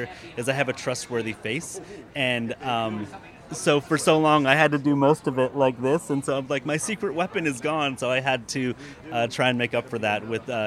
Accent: Michigan, United States; I'm born and raised in Michigan

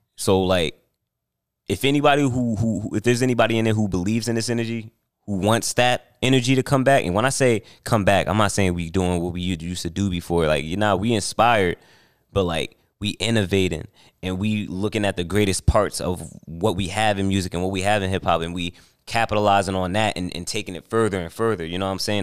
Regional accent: New Jersey, United States; I'm from New Jersey

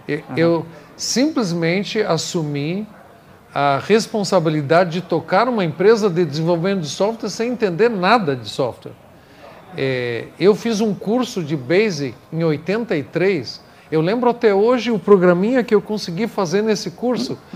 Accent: New York, United States; Portuguese is a second language; moved away as an adult; now in Brazil; eu nasci no Brooklyn, Nova York, Estou no Brasil há 24 anos

